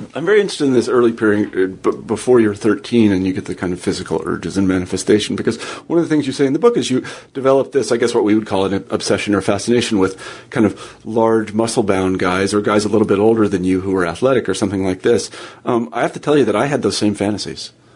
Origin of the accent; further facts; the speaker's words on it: Kansas, United States; moved away as an adult; also born or lived in Iowa; I grew up in Kansas